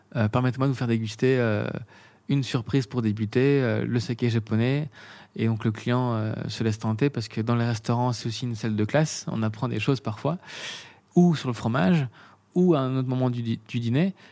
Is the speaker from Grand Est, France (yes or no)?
no; Beaune, Bourgogne-Franche-Comté, France; also born or lived in Meursault / Paris; Je suis né à Beaune